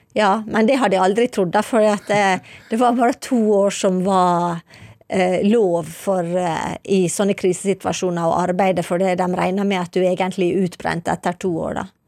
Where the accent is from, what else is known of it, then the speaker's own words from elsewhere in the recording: Ålesund, Møre og Romsdal, Norway; moved away as an adult; also born or lived in Syria / Geneva; now in Libya; jeg kommer jo fra Ålesund